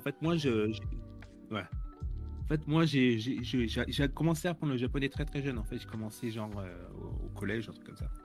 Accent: France; moved away as an adult; now in Tokyo, Japan; je suis français, j'habite à Tokyo depuis 18 ans

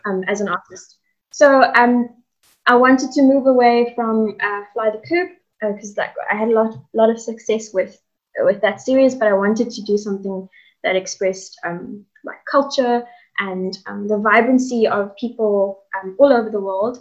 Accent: Cape Town, Western Cape, South Africa; also born or lived in Hout Bay; I'm originally from Cape Town, born and bred

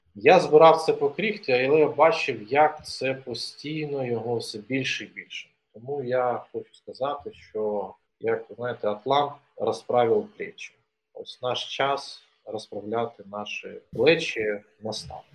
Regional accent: Donetsk Oblast, Ukraine; moved away as an adult; now in Kyiv, Ukraine; Я народився на Донеччині, закінчив там школу. Приїхав до Києва

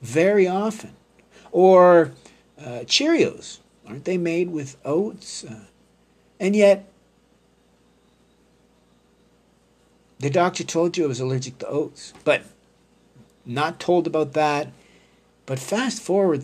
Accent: Canada; being a Canadian

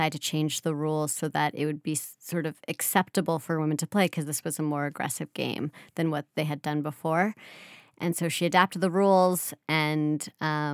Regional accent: United States; being American

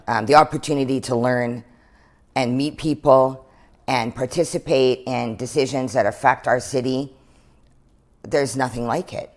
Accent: Prince George, British Columbia, Canada; growing up in Prince George

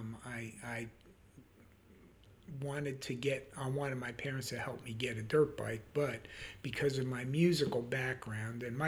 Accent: Yonkers, New York, United States; moved away; also born or lived in Lake Wylie / Charlotte area; I grew up in Yonkers, New York.

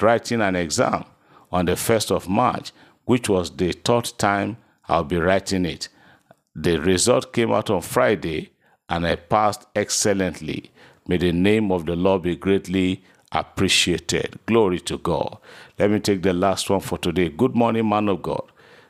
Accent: Owo, Ondo, Nigeria; I'm so person from Owo in Ondo State.

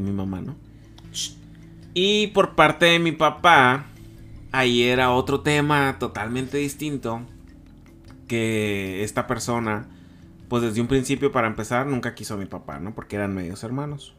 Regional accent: Culiacán, Sinaloa, Mexico; moved away as an adult; now in Tijuana, Mexico; al momento de que yo decidí soltarme de, mi tierra, que no nada más solté a mi familia, solté a mis amigos, solté a, a mi vida que tenía en Culiacán

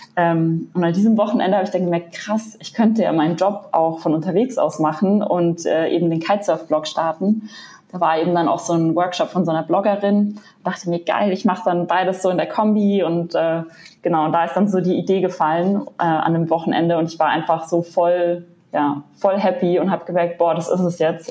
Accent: Munich, Bavaria, Germany; ich komme ja aus München, bin also eher in den Bergen

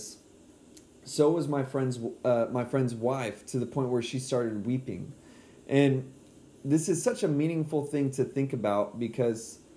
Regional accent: San Antonio, Texas, United States; moved away; back to my hometown of San Antonio, where luckily we're back at now

